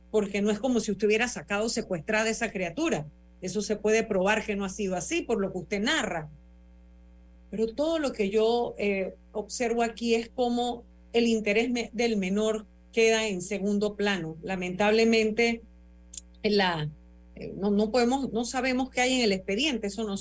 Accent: Panama; lo primero decirle a Ivette Barzallo, como panameña

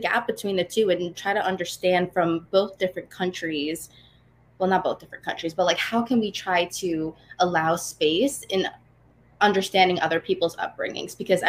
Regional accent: New York City, New York, United States; first language English; growing up in Staten Island, like a lot of people, it's really tied to, you know, predominantly Italian white heritage.

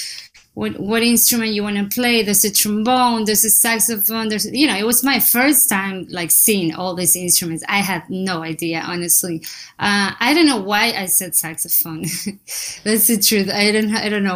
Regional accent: Necochea, Buenos Aires Province, Argentina; English is a second language; moved away as an adult; now in New York City, United States; I'm from Argentina. I was born there in a small city called Necochea

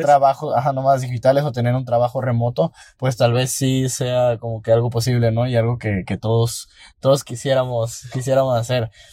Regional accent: Mexico

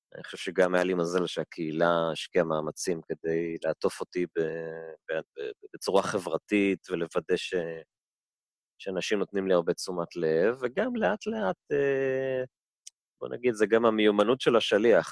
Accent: Tel Aviv, Tel Aviv District, Israel; also born or lived in Denver, Colorado; אני ככה תל אביבי, תל אביבי במקור, צפון תל אביבי

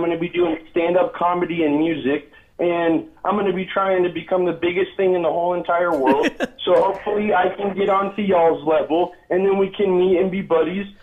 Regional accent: Colorado, United States; also born or lived in Las Vegas, Nevada; I'm from Colorado, Las Vegas. I'm 21 years old. I spent about uh, 10 and 12 years in both, uh, mostly from Colorado in the Grand Junction, Aspen area.

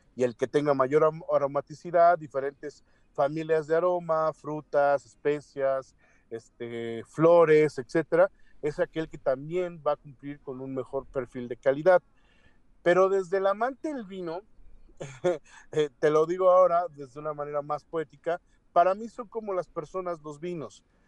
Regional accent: Mexico

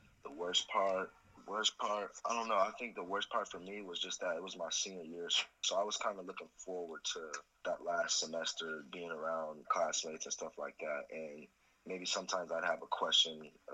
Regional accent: Aurora, Colorado, United States; I'm from Aurora, Colorado

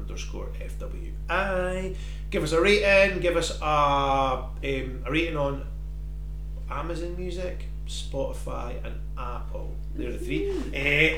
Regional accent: Scotland, United Kingdom; I am proper Scottish.

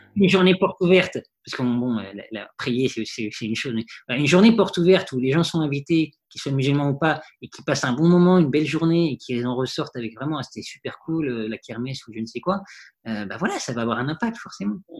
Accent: Paris, Île-de-France, France; j'ai vécu dans Paris, j'ai grandi dans Paris.

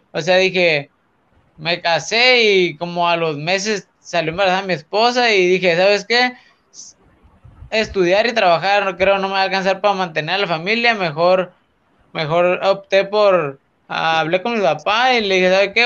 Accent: Tijuana, Baja California, Mexico; como buen mexicano

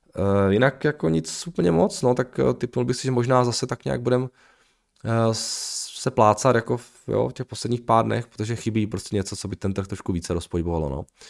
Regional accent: Uherský Brod, Zlín Region, Czechia; moved away; já jako pocházím z toho maloměsta z Velského Brodu

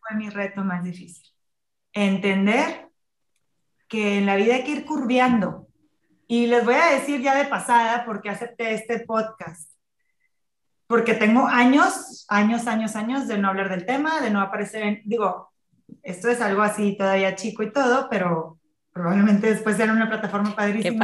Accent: Tampico, Tamaulipas, Mexico; moved away; yo soy de Tampico, vivía en Tampico

